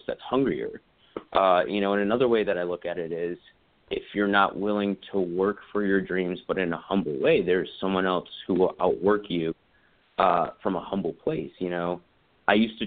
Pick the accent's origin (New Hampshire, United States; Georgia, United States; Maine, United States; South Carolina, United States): South Carolina, United States; moved away; also born or lived in Los Angeles; I'm originally from South Carolina and haven't been home for 13 years